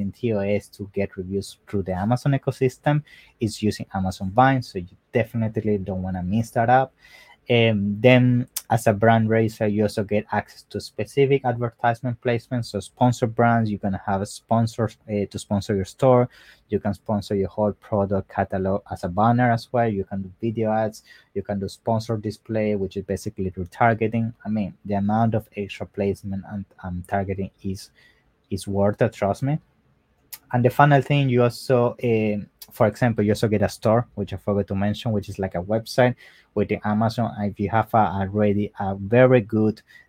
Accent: Italy; I'm from Italy

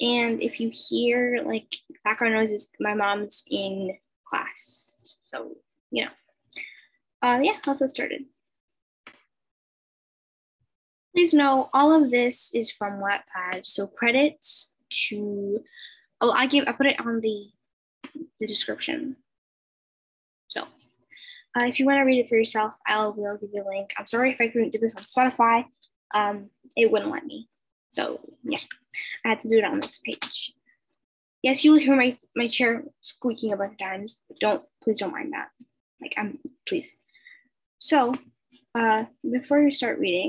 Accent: Colombia; English is a second language; I'm from Colombia and English is my second language.

